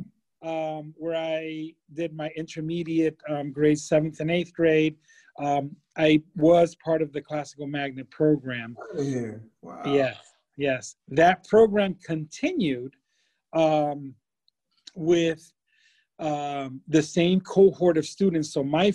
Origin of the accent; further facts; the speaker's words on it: Hartford, Connecticut, United States; I was born and raised right here in Hartford